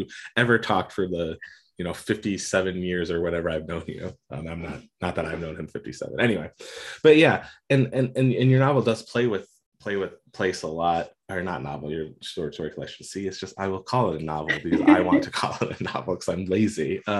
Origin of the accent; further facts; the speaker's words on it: Pennsylvania, United States; born there; also born or lived in Arizona / Atlanta / Maine; now in Colorado, United States; I was born in Pennsylvania, lived in Arizona, lived in Atlanta, lived in Maine, I'm in Colorado now.